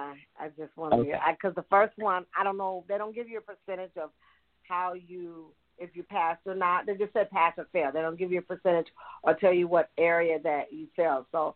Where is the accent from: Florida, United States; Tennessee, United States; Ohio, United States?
Tennessee, United States